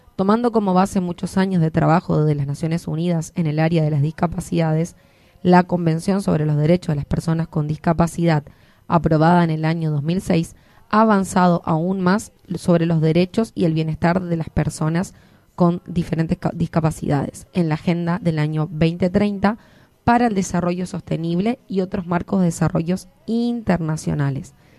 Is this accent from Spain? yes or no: no; Argentina; nos hermana como argentinos